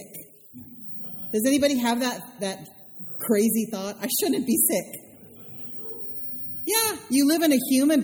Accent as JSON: {"language": "English", "region": "the Carolinas", "country": "United States", "moved": "yes", "lives_now": "Texas, United States", "said": "I'm from the Carolinas"}